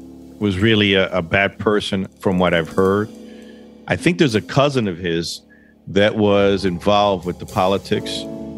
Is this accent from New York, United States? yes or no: yes; New York, United States; I wasn't raised in the Dominican Republic. I'm a New Yorker, born and raised there.